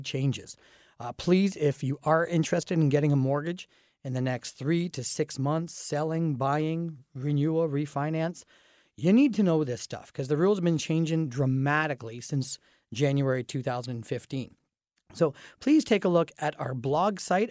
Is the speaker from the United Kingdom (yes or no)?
no; Dorchester, Ontario, Canada; I grew up in Dorchester, which is a very small town atmosphere